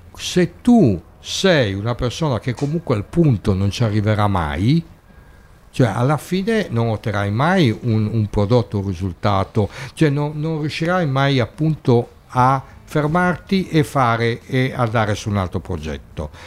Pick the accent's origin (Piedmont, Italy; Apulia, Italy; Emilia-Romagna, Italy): Piedmont, Italy; Turin; now in Bologna, Italy; io sono di Torino